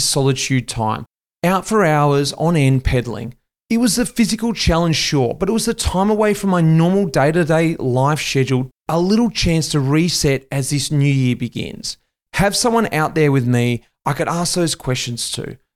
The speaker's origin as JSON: {"language": "English", "town": "Melbourne", "region": "Victoria", "country": "Australia", "tie": "born or raised there", "said": "my hometown of Melbourne"}